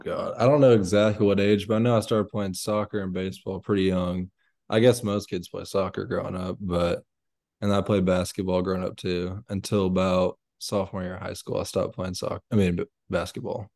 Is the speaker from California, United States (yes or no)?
no; Bullard, Texas, United States; I'm from Bullard, Texas